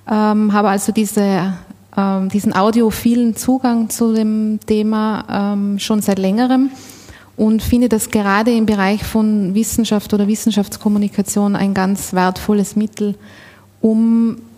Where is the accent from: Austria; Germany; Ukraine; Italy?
Austria; Ich komme aus Österreich. Äh, wohnhaft bin ich in Innsbruck, also mitten aus den Bergen.